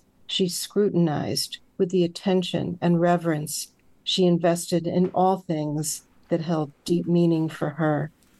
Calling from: Saratoga Springs, New York, United States; Saratoga Springs, New York.

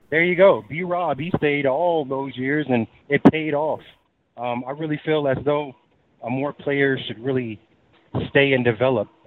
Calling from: Texas, United States; I'm calling in from Texas.

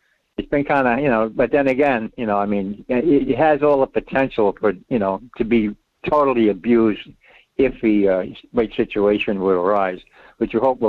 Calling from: Rhode Island, United States; It's … in Rhode Island.

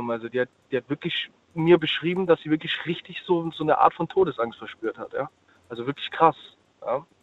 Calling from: Ludwigshafen, Rhineland-Palatinate, Germany; Ich bin aus Ludwigshafen.

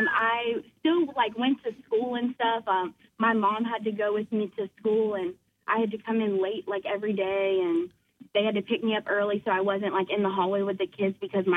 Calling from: Moncks Corner, South Carolina, United States; Monk's Corner.

